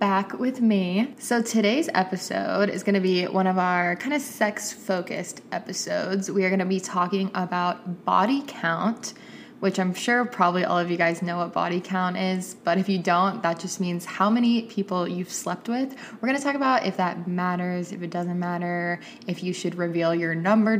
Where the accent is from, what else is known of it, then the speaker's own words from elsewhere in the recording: Atlanta, Georgia, United States; my hometown friends from Atlanta